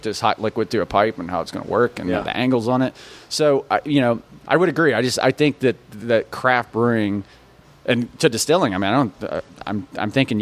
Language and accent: English; West Virginia, United States; now in San Antonio, United States; I grew up in West Virginia